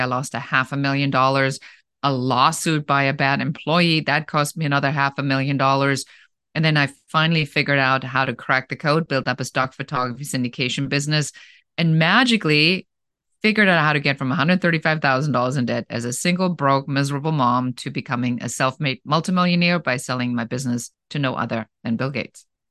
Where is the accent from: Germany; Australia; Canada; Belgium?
Germany; accent: German; English is a second language; moved away as an adult; now in Los Angeles, United States; originally, I'm from Germany, so you might still hear a little bit of an accent there